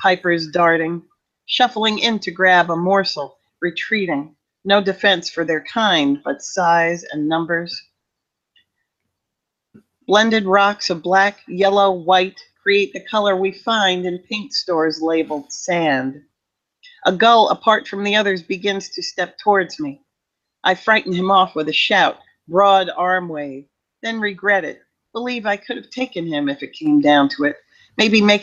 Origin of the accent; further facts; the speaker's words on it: Long Island, New York, United States; moved away as an adult; also born or lived in New Paltz, New York; now in Hudson Valley, United States; I grew up on Long Island